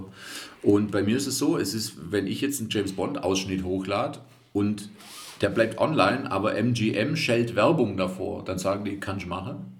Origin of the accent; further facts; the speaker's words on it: Reutlingen, Baden-Württemberg, Germany; accent: Swabian; Ich bin ja Schwabe, also ich bin ja damit aufgewachsen.